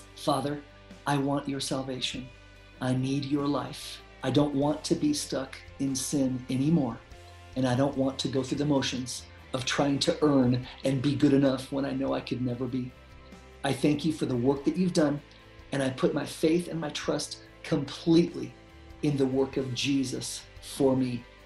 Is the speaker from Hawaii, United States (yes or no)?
yes; Hawaii, United States; I was born in Hawaii, and I went to a Buddhist preschool